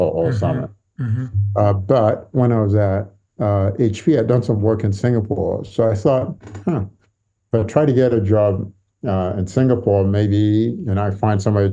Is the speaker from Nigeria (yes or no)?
yes; Nigeria; moved away as an adult; also born or lived in Santa Monica, California, United States / Lagos, Nigeria; now in London, United Kingdom; they moved back to Nigeria when I was quite young, when I was a baby. So I grew up in Nigeria